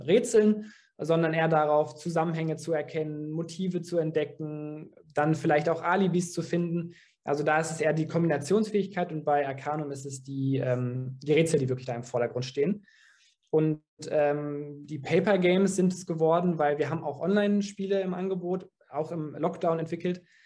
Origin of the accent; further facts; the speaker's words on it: Dortmund, North Rhine-Westphalia, Germany; wir sind alle in Dortmund geboren, wir sind hier aufgewachsen